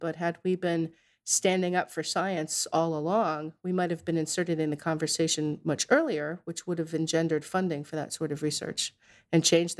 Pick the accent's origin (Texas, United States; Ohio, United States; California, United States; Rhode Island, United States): Rhode Island, United States; Narragansett; So I grew up in Narragansett in Rhode Island